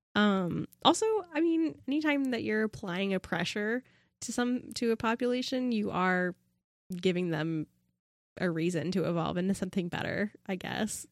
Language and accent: English; Pacific Northwest, United States; I was born and raised in the Pacific Northwest